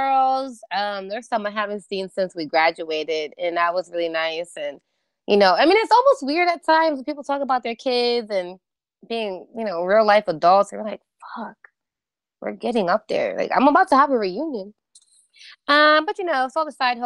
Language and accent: English; New York, United States; also born or lived in Orlando; I'm a New Yorker through and through.